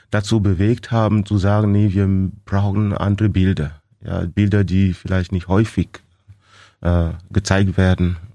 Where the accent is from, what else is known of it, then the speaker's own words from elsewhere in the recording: Cameroon; moved away as an adult; now in Germany; Ich komme aus Kamerun.